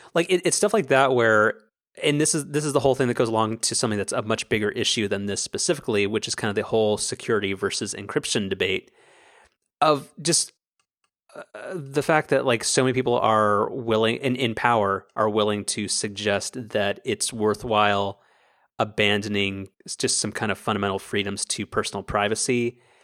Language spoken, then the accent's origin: English; United States; as an American